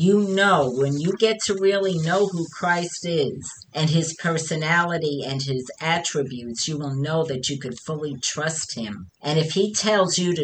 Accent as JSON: {"language": "English", "region": "New York", "country": "United States", "accent": "New York", "said": "my New York accent"}